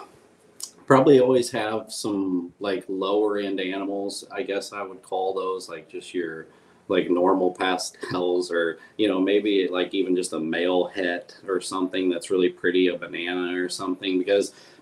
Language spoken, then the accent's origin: English; Midwest, United States; I come from the Midwest.